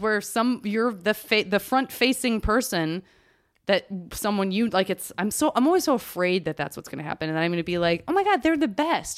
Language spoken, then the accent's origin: English; Tucson, Arizona, United States; moved away; also born or lived in Los Angeles / San Francisco; I would not choose to move back to Tucson